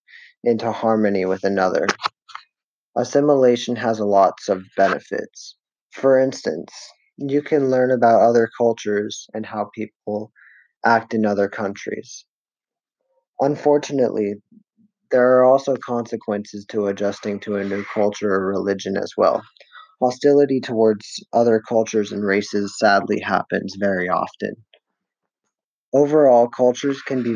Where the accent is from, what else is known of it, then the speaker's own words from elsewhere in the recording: United States; As an American